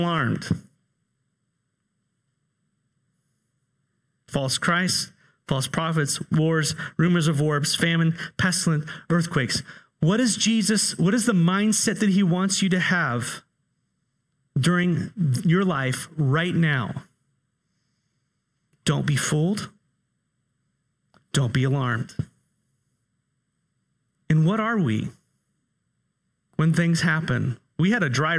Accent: California, United States; moved away; I grew up in California

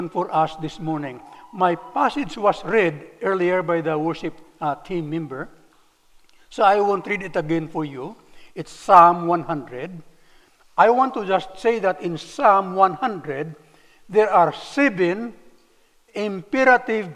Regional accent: Philippines; moved away as an adult; also born or lived in Cebu City, Philippines; now in United States

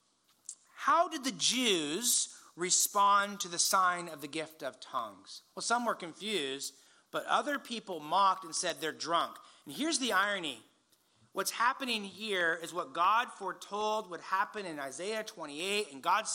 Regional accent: Indiana, United States; I grew up in Indiana, and we knew what tornadoes sound like.

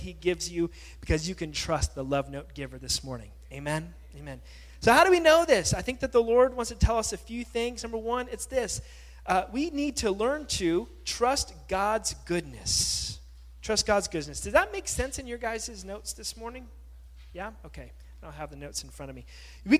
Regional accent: California, United States; moved away; also born or lived in Hawaii; growing up in California, living in Hawaii for some time

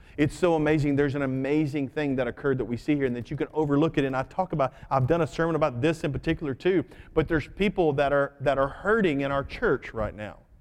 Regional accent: United States; I'm an American second.

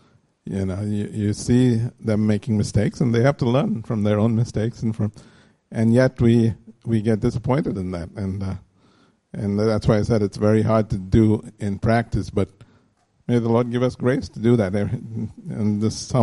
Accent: India; As Indian parents

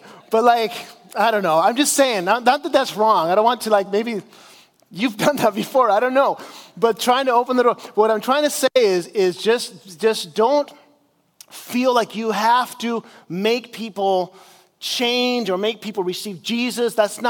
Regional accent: Chile; I grew up in South America as a missionary in Chile, and we would go out and we would evangelize people on the streets.

